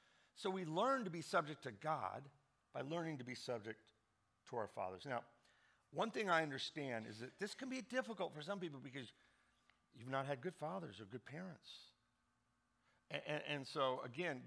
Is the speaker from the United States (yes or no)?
yes; Indianapolis, Indiana, United States; I grew up in Indianapolis